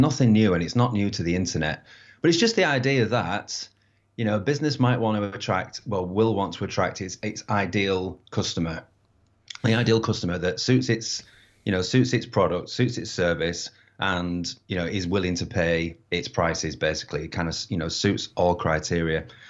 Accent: United Kingdom; being British

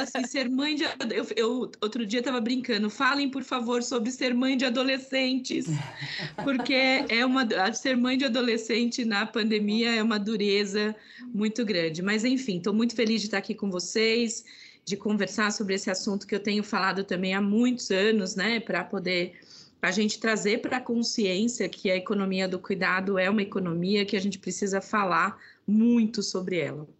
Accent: sertão of Alagoas, Brazil; eu sou nordestina, nasci no sertão de Alagoas.

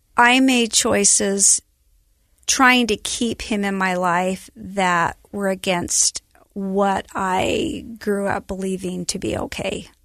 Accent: Elba, Idaho, United States; also born or lived in Burley, Idaho; I was born in Burley, Idaho, which is tiny town, southern Idaho. And then between kindergarten and first grade, we moved back to Elba, where my dad was raised

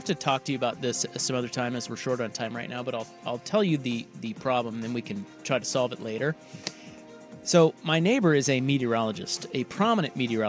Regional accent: Kansas, United States; now in Portland, United States; I'm from Kansas where it gets butt cold.

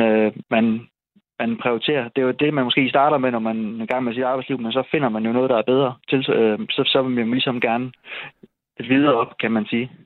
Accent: Esbjerg, Southern Denmark, Denmark; now in Seest, Denmark; jeg er så fra Esbjerg

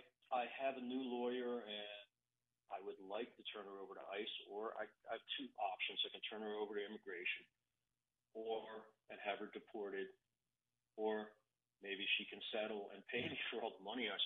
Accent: Baltimore, Maryland, United States; now in Orlando, United States; I live in Orlando, she's in Baltimore, I grew up in Baltimore.

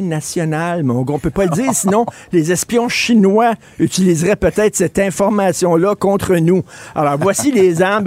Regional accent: Quebec, Canada; first language French; chez nous au Québec

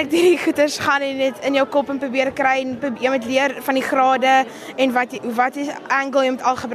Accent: Durbanville, Western Cape, South Africa; ek's van Kere Durbanville.

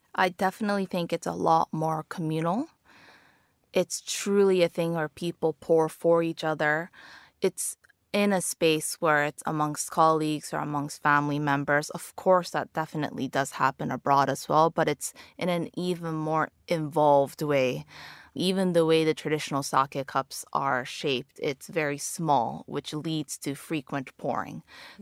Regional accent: Japan; moved away as an adult; now in London, United Kingdom; I'm half Japanese and I was born and raised in Japan

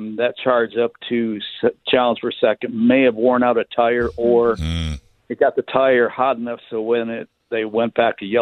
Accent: Detroit, Michigan, United States; moved away; When I grew up in Michigan

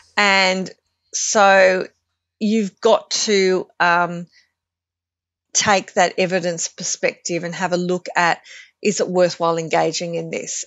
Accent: Australia; a very, you know, white and Glo-Celtic, um, surfing community that I kind of grew up

